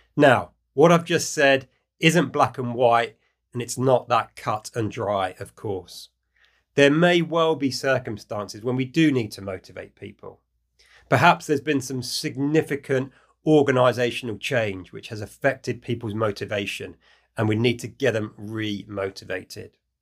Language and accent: English; United Kingdom; in the UK, my home country